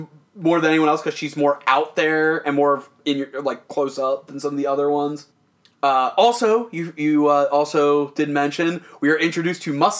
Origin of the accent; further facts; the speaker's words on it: Maryland, United States; I'm from Maryland.